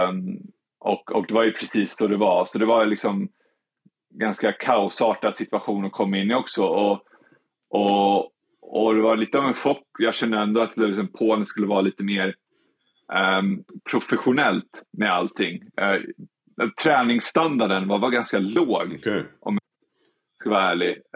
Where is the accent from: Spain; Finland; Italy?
Spain; Swedish is a second language; Jag kommer ju från Spanien där, liksom där man, sa alltså 110 fokuserad hela tiden.